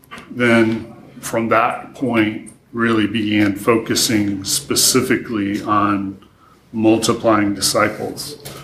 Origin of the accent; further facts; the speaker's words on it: Taichung, Taiwan; also born or lived in Taejon, South Korea; So I grew up in Asia. My parents were missionaries, so I lived through my elementary school years in Taejon, South Korea, and then middle school and high school in Taichung, Taiwan.